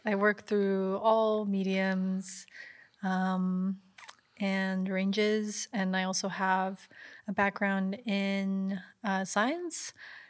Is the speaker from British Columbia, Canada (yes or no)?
yes; Vancouver, British Columbia, Canada; I'm also from Vancouver